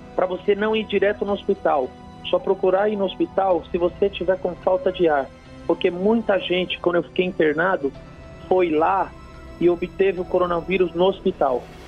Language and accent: Portuguese; São Paulo, Brazil; sou de São Paulo, é, Zona Norte, aqui na, de Santana